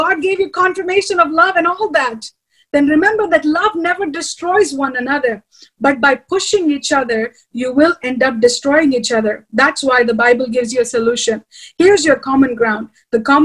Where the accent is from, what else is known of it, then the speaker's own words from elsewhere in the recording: India; I have a husband who's American and I'm Indian